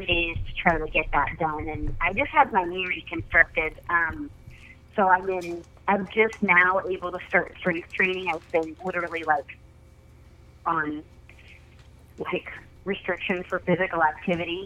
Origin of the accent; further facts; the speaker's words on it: Oregon, United States; I was uh, born and raised in Oregon, and I kind of grew up backcountry hunting.